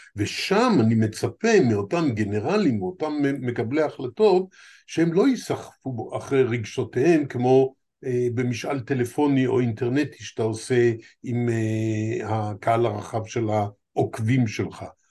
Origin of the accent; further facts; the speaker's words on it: Israel; ארץ שבה נולדתי מופיעה כפלסטינה איי